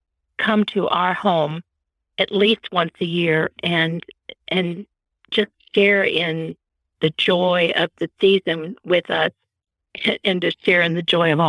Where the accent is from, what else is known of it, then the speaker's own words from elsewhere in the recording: Florida, United States; moved away as an adult; also born or lived in Chicago, Illinois / Wichita Falls, Texas / Austin, Texas; now in Missouri, United States; I was born in Chicago, grew up in Florida, went to Texas to college